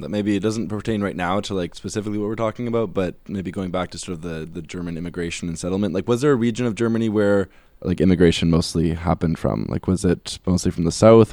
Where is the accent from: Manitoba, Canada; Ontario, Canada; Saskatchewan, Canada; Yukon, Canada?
Manitoba, Canada; Winnipeg; growing up in Winnipeg, like, in, in, in Manitoba